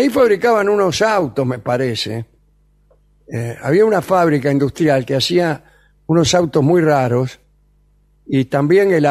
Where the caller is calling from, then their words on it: Barracas, Buenos Aires, Argentina; de Barracas.